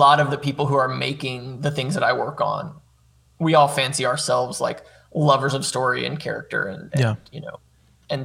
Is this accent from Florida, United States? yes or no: no; Guntersville, Alabama, United States; moved away; growing up in Gunnersville, I was kind of the kid that was interested in film and video